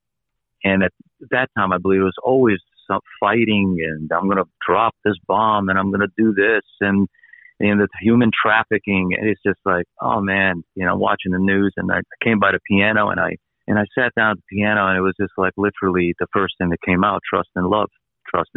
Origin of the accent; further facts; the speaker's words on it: Croatia; moved away; I was born in Croatia.